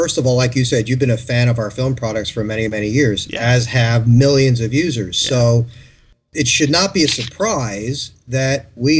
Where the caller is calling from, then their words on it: Burbank, California, United States; From beautiful Burbank, California.